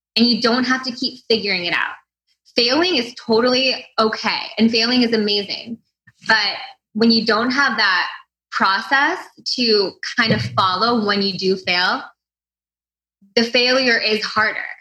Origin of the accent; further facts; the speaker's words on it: St. Louis, Missouri, United States; also born or lived in Chicago, Illinois; I'm from the Midwest. I grew up in St. Louis. Um, I was born in Chicago